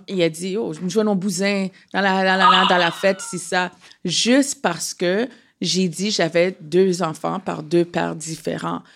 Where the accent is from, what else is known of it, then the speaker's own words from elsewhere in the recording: Canada; je suis née au Canada